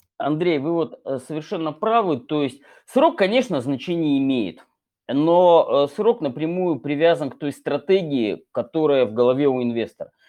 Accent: Chelyabinsk, Chelyabinsk Oblast, Russia; из моего родного города, Челябинска

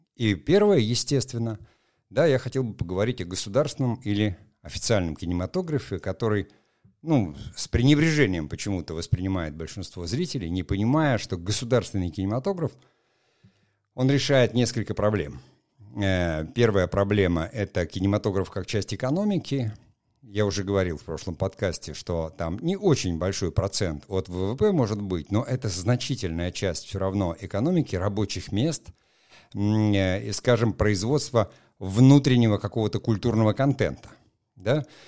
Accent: Murmansk, Murmansk Oblast, Russia; я сам из Мурманска, прекрасно знаю, там первая моя съемка на мурманском телевидении состоялась

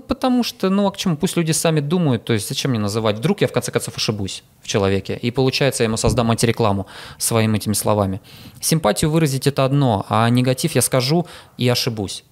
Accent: Saint Petersburg, Russia; я питерский

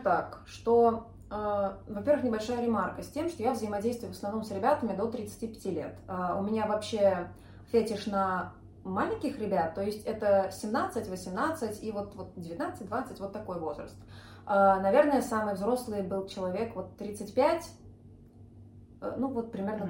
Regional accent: Moscow, Russia; now in Saint Petersburg, Russia; я тоже из Москвы. Здесь просто живу уже много лет, прижилась

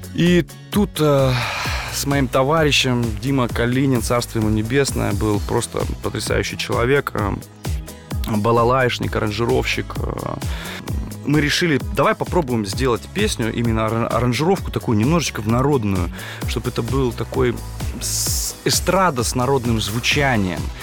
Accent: Kazakhstan; Родом я сам из Казахстана

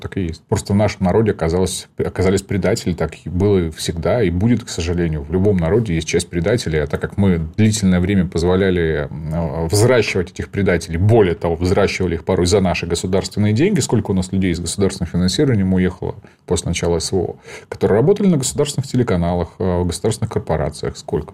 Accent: Donbas, Ukraine; moved away; я сам из Донбасса, я понимаю мотивацию, родился там

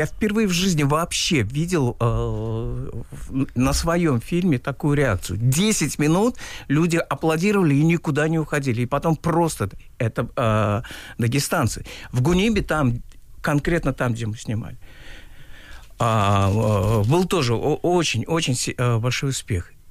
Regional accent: Uzbekistan; moved away as an adult; also born or lived in Tashkent; now in Russia; Я узбек. Я э, больше 30 лет живу в России

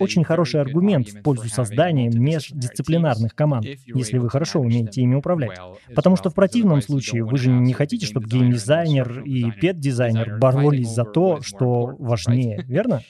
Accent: Venezuela; Russian is a second language; now in Spain; я не из Испании, я из Латинской Америки, из Венесуэлы

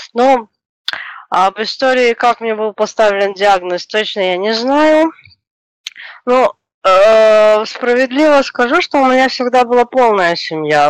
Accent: Chișinău, Moldova; moved away as an adult; now in Moscow, Russia; я родилась, э, в СССР. А, в одной из страны бывших СССР, Республика Молдова, город Кишинев. Сейчас живу в России, уже семь лет живу в Москве.

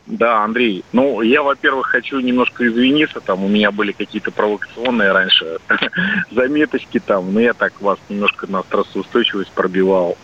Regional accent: Balashikha, Moscow Oblast, Russia; я из Балашихи

